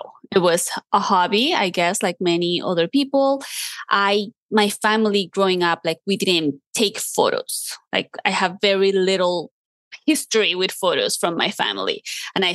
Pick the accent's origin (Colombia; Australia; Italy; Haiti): Colombia; moved away; I grew up in Colombia